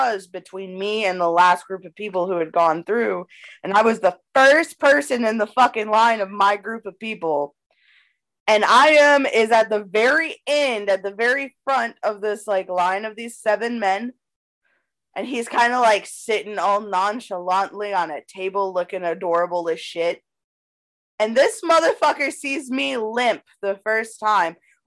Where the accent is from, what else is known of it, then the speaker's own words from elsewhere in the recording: Knightdale, North Carolina, United States; accent: country; I grew up in Knightdale, North Carolina